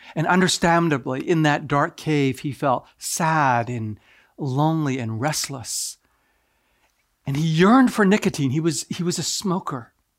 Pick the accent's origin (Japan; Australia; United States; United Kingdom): Japan; moved away; I'm originally from Japan